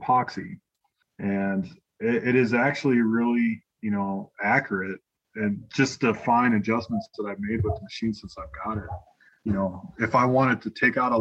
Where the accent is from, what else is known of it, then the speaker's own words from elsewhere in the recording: South Dakota, United States; moved away as an adult; also born or lived in Georgia / Kansas; now in Colorado Springs, United States; I'm originally from South Dakota